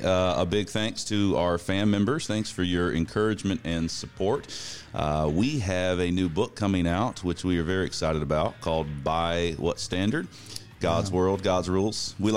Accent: Central Florida, United States; I grew up in Central Florida, and that is a wonderful conservative place to be.

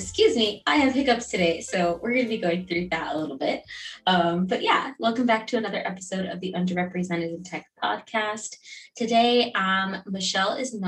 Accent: Miami, Florida, United States; I'm also from Miami.

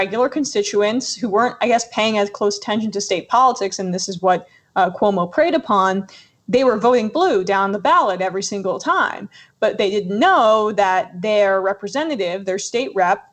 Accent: New Jersey, United States; now in New York, United States; I grew up in Jersey

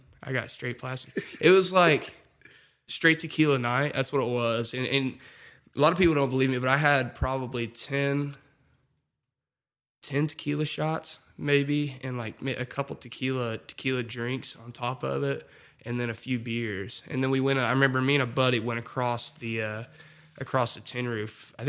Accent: Casey, Illinois, United States; moved away as an adult; now in Nashville, United States; I'm from Casey, Illinois, which is just a town of 3,000 people

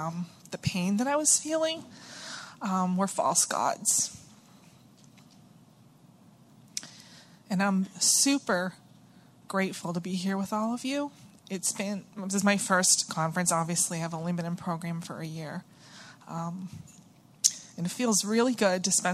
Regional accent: Stoneham, Massachusetts, United States; I'm from Stoneham, Massachusetts, which is just north of Boston

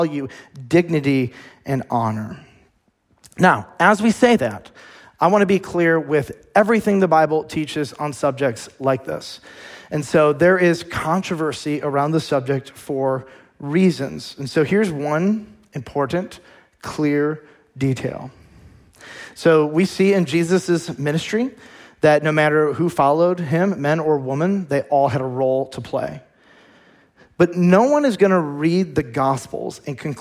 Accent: United States; as American Christians

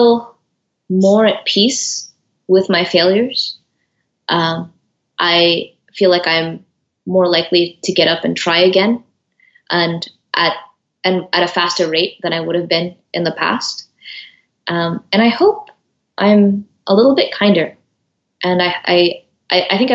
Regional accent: United States; I was born in America. I'm first generation. My parents were born in Eritrea.

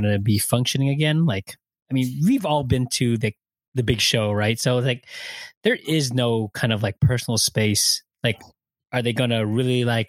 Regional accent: Philippines; I'm a Filipino

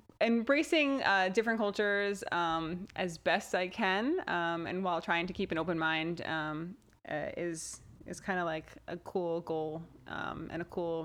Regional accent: New Jersey, United States; accent: Jersey; You can hear my Jersey accent.

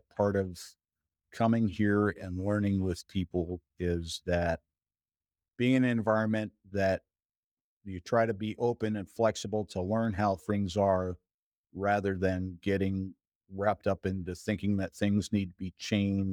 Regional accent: Maine, United States; also born or lived in Minnesota; now in Alaska, United States; after growing up in Maine and being in Minnesota

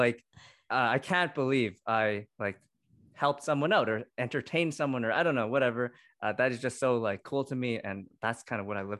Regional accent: Canada; I talked a lot about the identity of being Asian Canadian, Chinese Canadian, and also like the struggles of that.

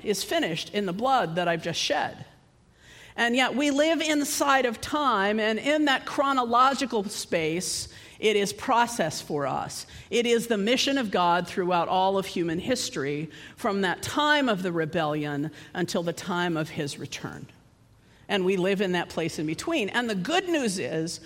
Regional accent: United States; I come from the United States

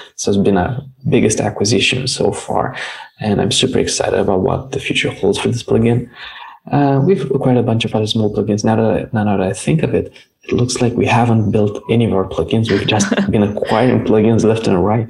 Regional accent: Romania; we're from Romania

